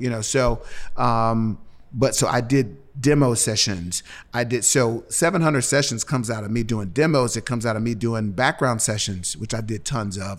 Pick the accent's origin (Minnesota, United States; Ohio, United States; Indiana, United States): Ohio, United States; Cincinnati; moved away as an adult; now in Nashville, United States; I'm from Cincinnati